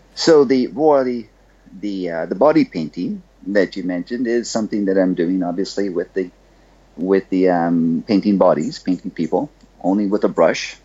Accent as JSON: {"language": "English", "country": "Bahamas", "tie": "born or raised there", "said": "I'm from the Bahamas. I grew up on a little rock down here"}